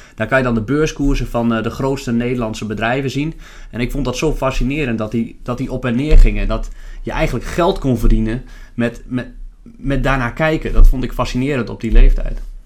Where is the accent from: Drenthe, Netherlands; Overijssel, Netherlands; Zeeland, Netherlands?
Overijssel, Netherlands; Lemelerveld; now in Zwolle, Netherlands; Ik eh, ben geboren in Lemelenveld